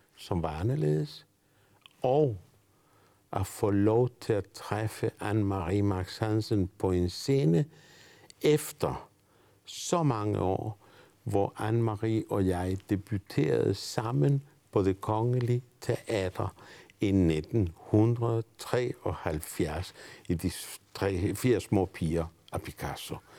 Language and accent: Danish; Argentina; Danish is a second language; now in Denmark; jeg er født i Argentina. Og jeg har faktisk øh, levet i Argentina under Perón